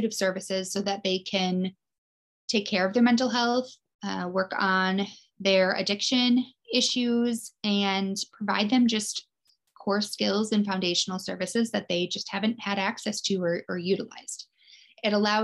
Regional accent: Midwest, United States; I am born and raised in the Midwest. We are freezing here

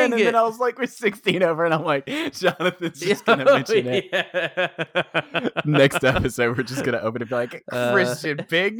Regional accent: England, United Kingdom; dude, I mean, we came from England, so yeah, perfect.

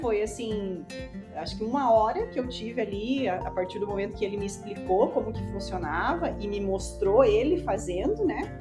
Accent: Rio Negrinho, Santa Catarina, Brazil; eu sou de Rio Negrinho, moro lá agora

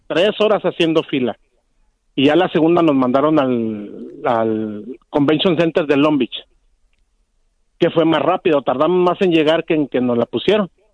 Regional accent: Jalisco, Mexico; soy jalisquillo 100%

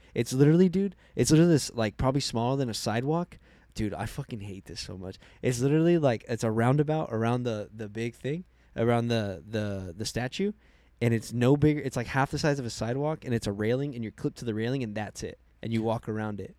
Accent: Arizona, United States

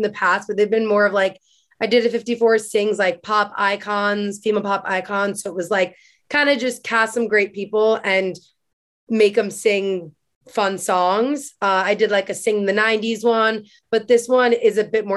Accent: Long Island, New York, United States; growing up on Long Island

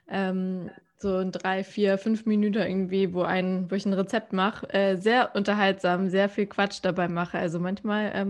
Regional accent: Hamburg, Germany; ich bin Hamburgerin und ich bin freiberufliche Moderatorin, Redakteurin und Podcasterin.

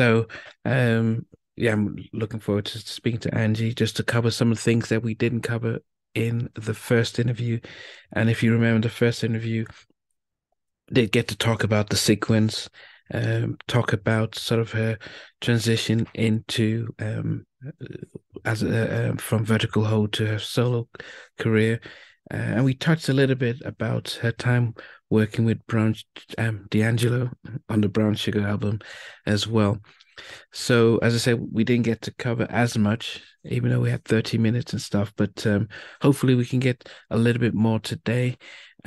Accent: England, United Kingdom; moved away; also born or lived in United States; I'm Nigerian heritage. I was born in England. I went to college in the US

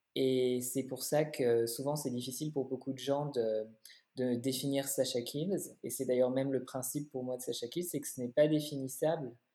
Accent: Paris, Île-de-France, France; moved away as an adult; now in Berlin, Germany; je suis née, j'ai grandi à Paris

